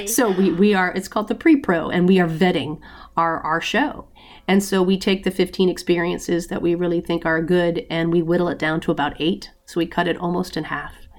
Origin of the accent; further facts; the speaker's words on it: United States; we're American